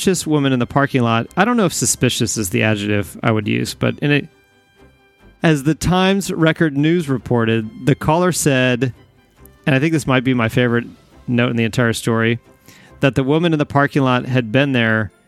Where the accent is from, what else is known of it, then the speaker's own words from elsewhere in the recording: Texas, United States; my home state of Texas